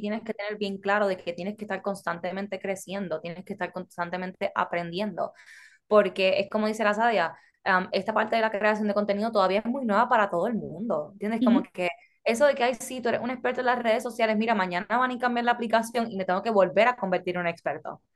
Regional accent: Puerto Rico; now in United States; ambas somos puertorriqueñas, pero mi familia es extranjera

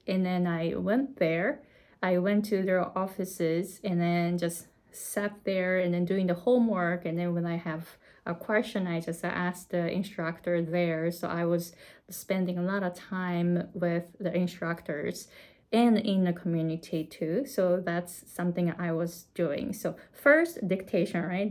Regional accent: Japan; English is a second language; moved away as an adult; also born or lived in California, United States; now in Hawaii, United States; I came to the US from Japan at the age of 23 and I didn't speak English.

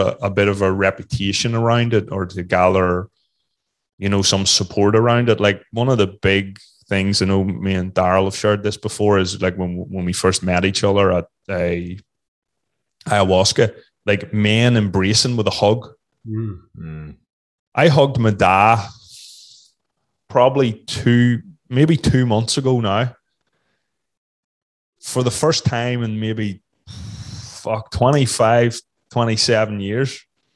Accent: Northern Ireland, United Kingdom; also born or lived in Australia; growing up in Northern Ireland in the 70s and 80s, where everybody wanted to kill you

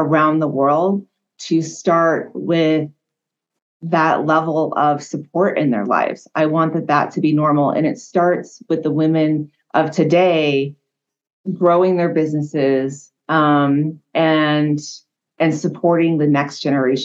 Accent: California, United States; now in Hawaii, United States; I was born and raised in California

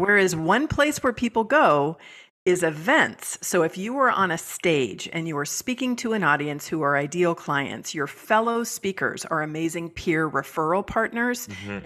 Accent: San Francisco Bay Area, California, United States; moved away; I'm originally from California, from the San Francisco Bay Area.

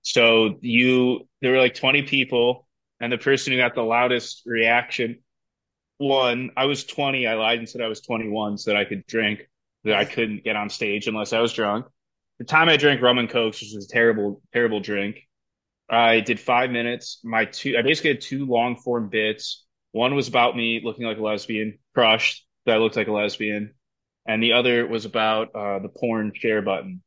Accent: Cleveland, Ohio, United States; I'm from Cleveland.

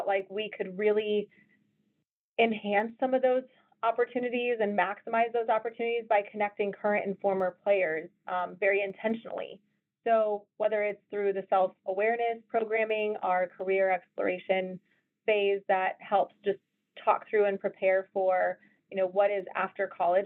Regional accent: Colorado, United States; moved away as an adult; also born or lived in Iowa; I was from Colorado

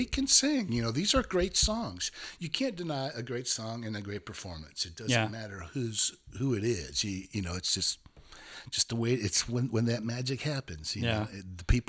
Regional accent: Pope Valley, California, United States; I was probably about 2.5-3 hours from San Francisco, but in the Bay Area. I was at the bottom of the redwoods up there, very rural place.

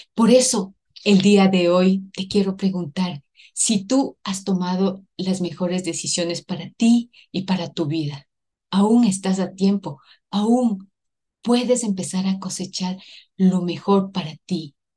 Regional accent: Ecuador; Soy ecuatoriana

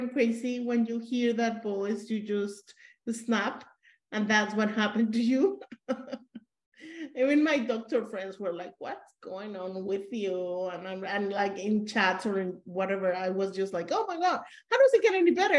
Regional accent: Mexico; I'm supposed to be a Mexican

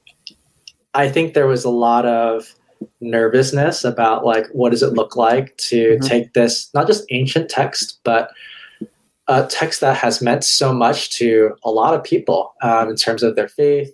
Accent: Hawaii, United States; moved away as an adult; also born or lived in California; I'm originally from Hawaii. I went to college in California

